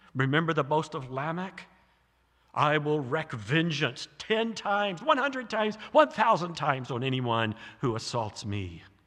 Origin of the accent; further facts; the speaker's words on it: American South, United States; moved away; I grew up in the American South